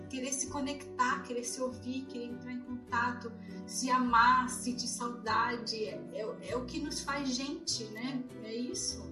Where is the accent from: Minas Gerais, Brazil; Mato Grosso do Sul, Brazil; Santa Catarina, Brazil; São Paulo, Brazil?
Santa Catarina, Brazil; Florianópolis; now in California, United States; E eu cresci em Florianópolis, numa cidade de praia